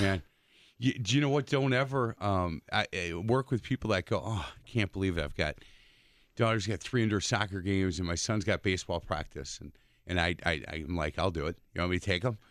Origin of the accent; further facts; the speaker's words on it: East Side, Wisconsin, United States; growing up in the East Side